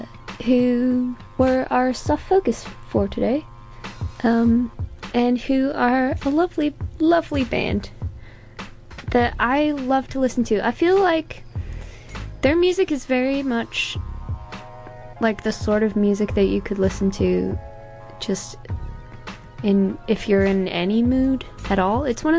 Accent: New Zealand; I have an accent and I'm Canadian, but I've lived in New Zealand my whole life

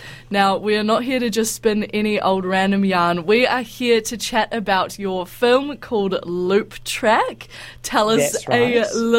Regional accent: New Zealand; going tramping and stuff as a Kiwi is kind of like a quintessential experience

